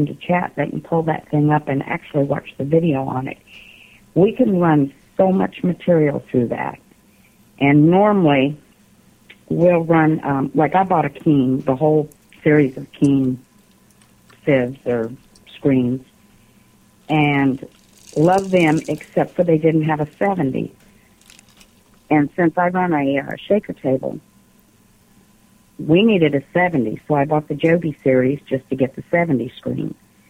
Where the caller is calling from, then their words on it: Alabama, United States; … from Alabama.